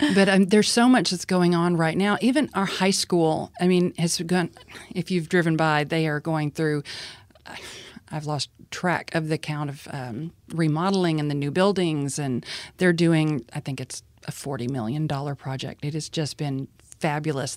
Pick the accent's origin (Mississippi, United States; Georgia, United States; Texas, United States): Texas, United States; Sweeny; also born or lived in Lake Jackson, Texas; I was born and raised in Sweeney, and I have lived and worked in the area for my whole life.